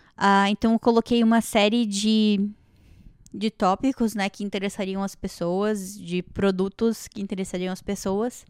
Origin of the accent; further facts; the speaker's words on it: Joinville, Santa Catarina, Brazil; moved away; lá na minha cidade, lá em Joinville